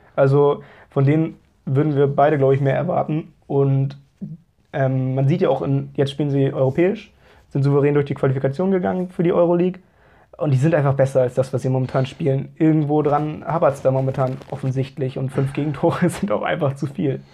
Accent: Hamburg, Germany; als Hamburger

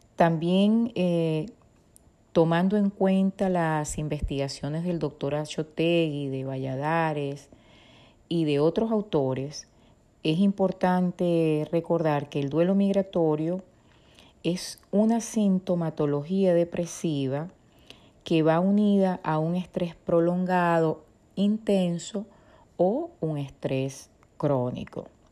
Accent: Venezuela; born or raised there; moved away

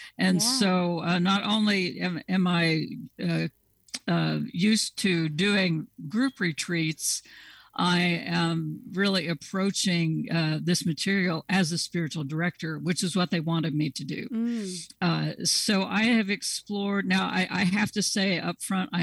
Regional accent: Southeast Kansas, United States; accent: twang; moved away; I grew up in Southeast Kansas, and I guess the twang is coming back.

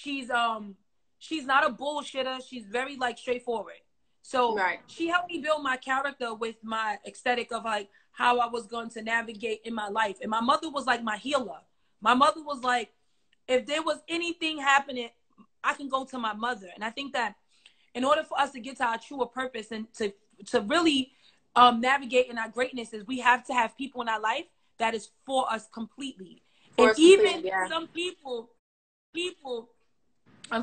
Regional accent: New York City, New York, United States; I'm from Brooklyn, and like I lived in a neighborhood where, you know, it was tough.

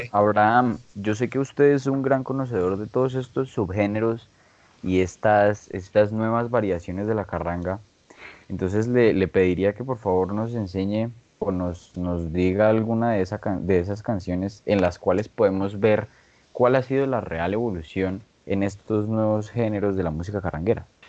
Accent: Boyacá, Colombia; todos aquí en este podcast somos boyacenses

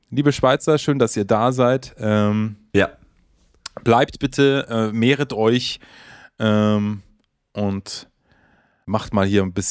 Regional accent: Bavaria, Germany; immerhin kommen wir aus Bayern.

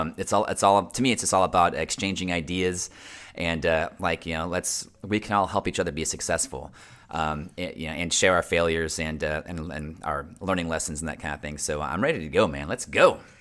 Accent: Central Florida, United States; I was born and raised here in Central Florida. I'm a true Central Florida native

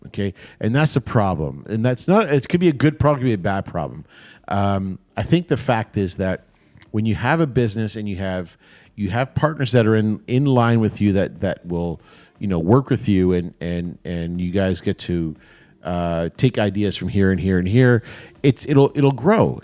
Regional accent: Toronto, Ontario, Canada; I grew up down in Saint Clair

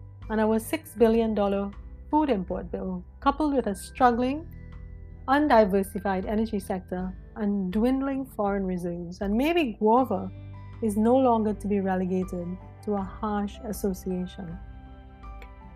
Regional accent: Trinidad & Tobago; I was born and raised in Trinidad and Tobago, Pinal to be exact

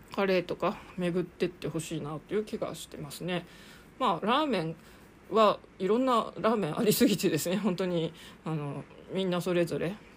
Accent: Sapporo, Hokkaido, Japan; moved away as an adult; also born or lived in Bangkok, Thailand / Saitama; now in Tokyo, Japan; 札幌生まれの札幌育ち

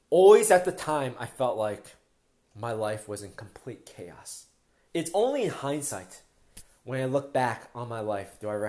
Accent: Philadelphia, Pennsylvania, United States; moved away as an adult; now in Toronto, Canada; when we first moved to Toronto, I mean, we're from Philadelphia, we moved maybe four or five years ago

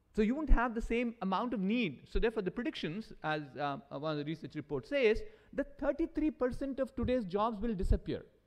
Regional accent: India; as Indians, I'm an Indian

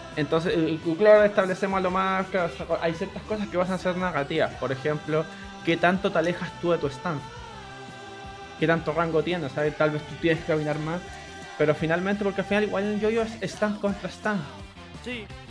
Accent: Santiago, Santiago Metropolitan Region, Chile; Chile, todos somos de Santiago, todos ubicamos los sectores y nos movemos por ahí

